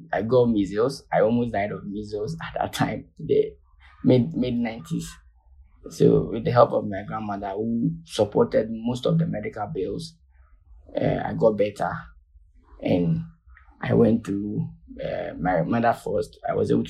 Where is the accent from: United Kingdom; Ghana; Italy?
Ghana; I was born in Ghana. I had my medical training in Ghana.